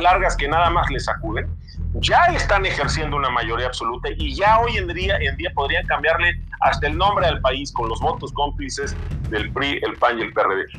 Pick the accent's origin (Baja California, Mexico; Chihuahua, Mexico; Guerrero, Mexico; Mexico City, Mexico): Mexico City, Mexico; La Magdalena Contreras; regresé a esta que es pues mi comunidad de toda la vida, la Magdalena Contreras